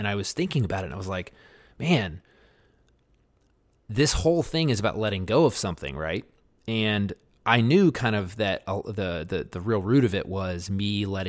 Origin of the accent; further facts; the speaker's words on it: Baltimore, Maryland, United States; I grew up in West Baltimore.